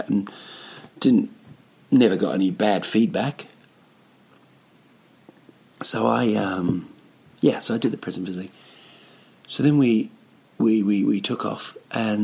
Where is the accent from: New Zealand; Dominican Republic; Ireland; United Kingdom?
New Zealand; Rotorua, Bay of Plenty; moved away as an adult; now in Stockholm, Sweden; it's my hometown, a place called Rotorua